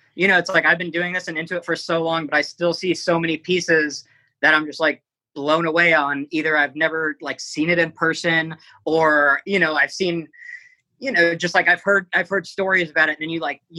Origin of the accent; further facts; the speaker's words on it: South Florida, United States; now in New York City, United States; I grew up in South Florida